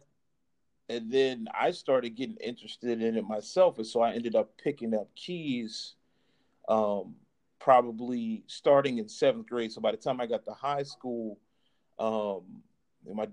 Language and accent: English; Charleston, South Carolina, United States; also born or lived in DC, Maryland area (DMV); now in DMV area, United States; I'm definitely originally from Charleston, South Carolina.